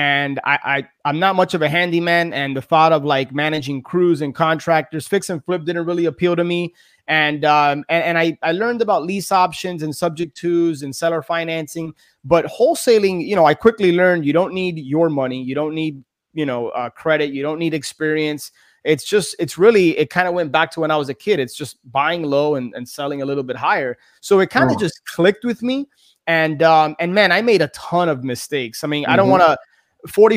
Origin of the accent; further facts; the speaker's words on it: Miami, Florida, United States; born and raised in Miami.